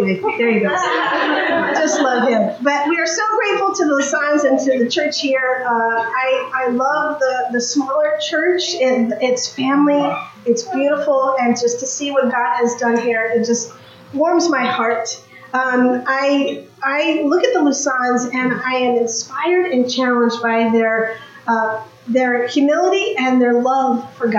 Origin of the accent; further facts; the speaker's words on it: New York, United States; now in Greensboro, United States; I'm originally from New York